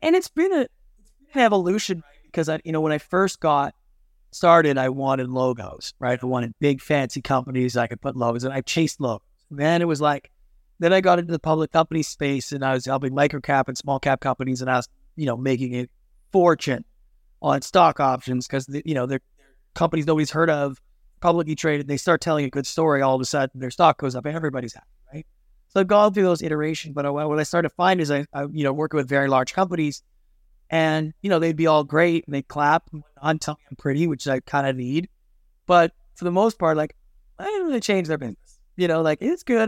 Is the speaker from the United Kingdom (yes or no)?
no; Canada; moved away as an adult; now in Los Angeles, United States; I'm Canadian by birth